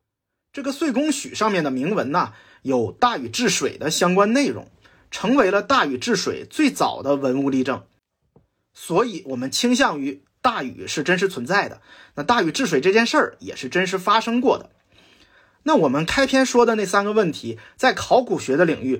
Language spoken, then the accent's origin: Chinese; China; 我们都是中国人，都有这个情节，我们希望二里头就是夏